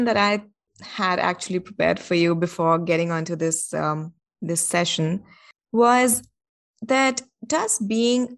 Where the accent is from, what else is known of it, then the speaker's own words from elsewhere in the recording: India; I'm from India